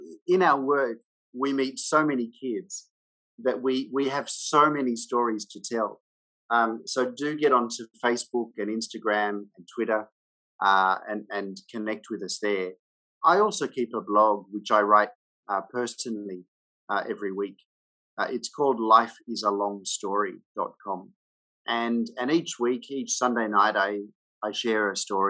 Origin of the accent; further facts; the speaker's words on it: Australia; moved away as an adult; now in Hanoi, Vietnam; I'm an Australian and I live in Vietnam. I've been here now since 2002